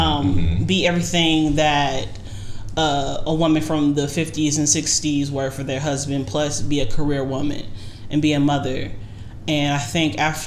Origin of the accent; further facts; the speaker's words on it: United States; first language English; I was born in America. My first language is English